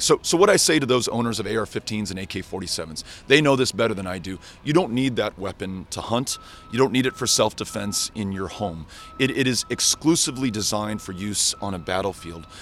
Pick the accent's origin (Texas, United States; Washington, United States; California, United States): Texas, United States; El Paso; My hometown of El Paso, Texas